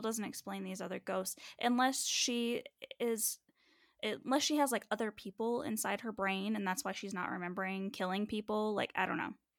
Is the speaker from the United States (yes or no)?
yes; United States; I'm that American